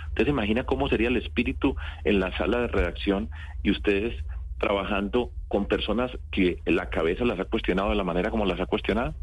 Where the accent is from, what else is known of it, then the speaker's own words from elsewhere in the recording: Antioquia, Colombia; Y yo vengo de Antioquia